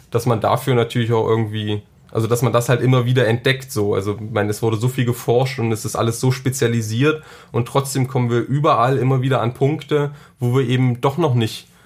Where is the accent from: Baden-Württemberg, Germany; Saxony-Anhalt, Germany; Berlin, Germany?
Saxony-Anhalt, Germany; ich komme, wie gesagt, aus Sachsen-Anhalt. Ähm, vom Land